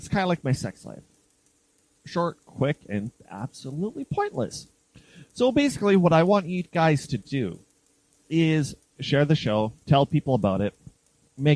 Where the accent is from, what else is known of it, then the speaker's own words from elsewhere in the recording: Canada; I'm Canadian, I can't speak Italian